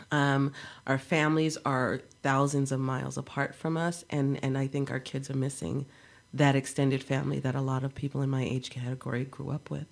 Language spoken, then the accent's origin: English; New York City, New York, United States; I grew up in New York City where we are very multicultural and one big, huge neighborhood.